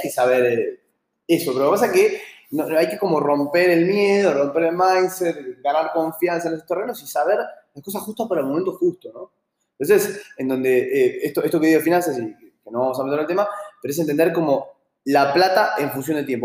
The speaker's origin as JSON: {"language": "Spanish", "country": "Argentina"}